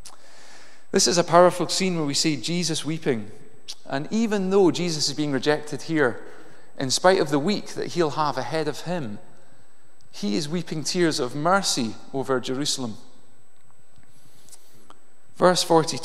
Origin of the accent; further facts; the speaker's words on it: Inverness, Scotland, United Kingdom; I grew up in Inverness